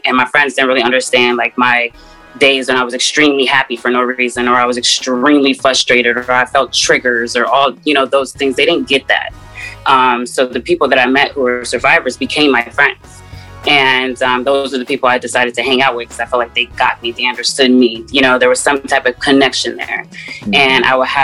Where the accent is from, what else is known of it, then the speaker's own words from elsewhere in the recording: Seattle, Washington, United States; moved away as an adult; also born or lived in Atlanta, Georgia; I'm from Seattle, Washington